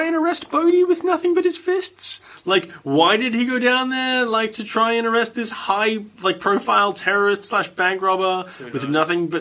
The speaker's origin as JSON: {"language": "English", "country": "Australia", "accent": "Australian", "said": "This is what two reasonably normal-sounding Australian dudes sound like"}